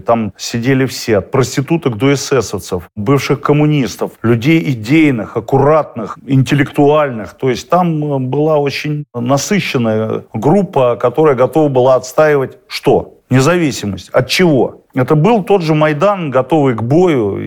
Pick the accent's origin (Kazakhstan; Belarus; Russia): Russia; Monino, Moscow Oblast; also born or lived in Rivne, Ukraine; в нашем гарнизоне военном, откуда я родом, в Монино.